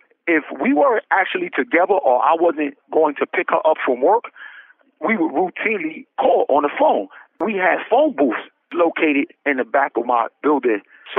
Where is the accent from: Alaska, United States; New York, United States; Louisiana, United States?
New York, United States; New York City; growing up in the Tilden houses in Brownsville, Brooklyn, it's just like most inner city neighborhoods where it's relatively poor